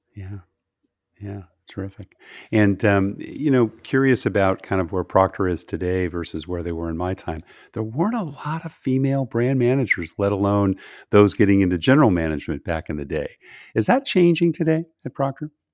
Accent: California, United States; moved away; I grew up in California

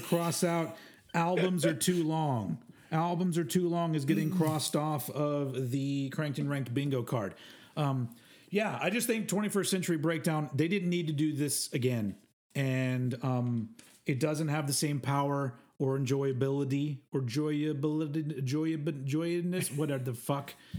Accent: Austin, Texas, United States; my hometown of Austin, Texas

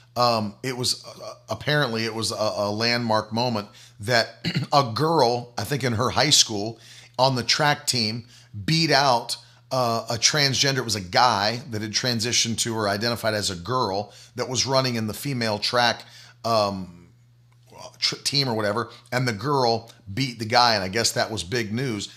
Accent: the South, United States; I come from the South

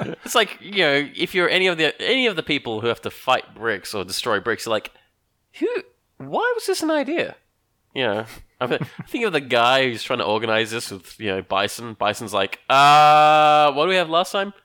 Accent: Australia; I'm Australian.

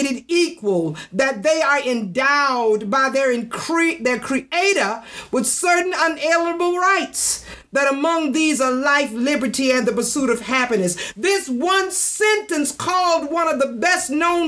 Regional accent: United States

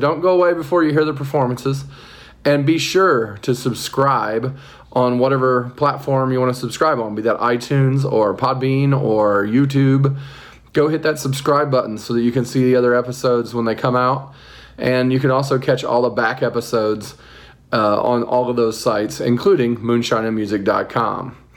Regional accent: North Vernon, Indiana, United States; down southern Indiana. Yeah, North Vernon, Indiana.

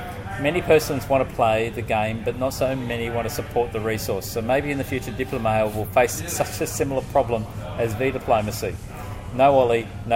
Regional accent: Lviv Oblast, Ukraine; I'm from Ukraine

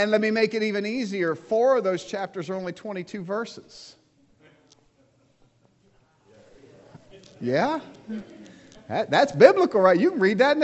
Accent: United States; I'm American

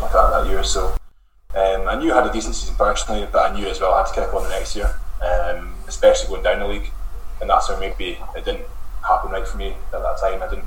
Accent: Black Isle, Scotland, United Kingdom; I was from the Black Isle

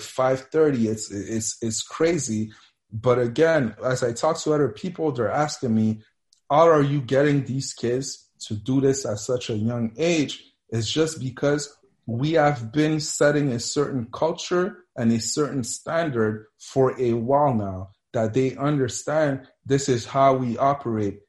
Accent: Montreal, Quebec, Canada; also born or lived in Mississippi / Cameroon / Colorado; I grew up here in Montreal

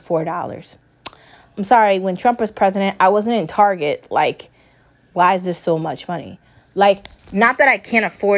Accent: United States; as an American

